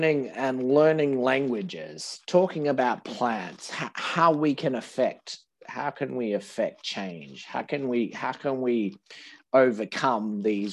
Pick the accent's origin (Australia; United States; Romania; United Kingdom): Australia; We're in Australian English, that we don't do those superlatives very well.